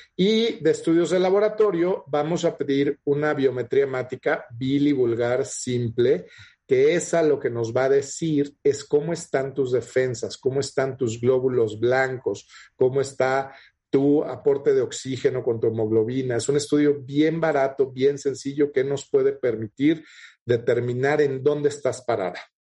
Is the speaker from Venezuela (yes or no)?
no; Mexico; Tenemos muchos diabéticos en México